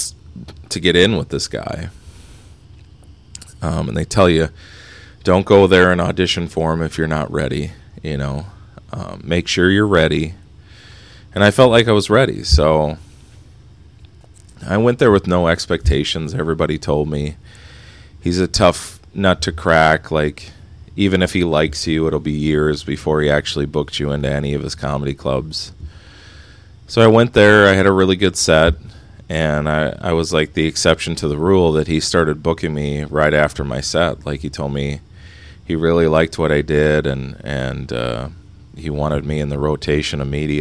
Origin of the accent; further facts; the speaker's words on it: Minnesota, United States; moved away; I'm from Minnesota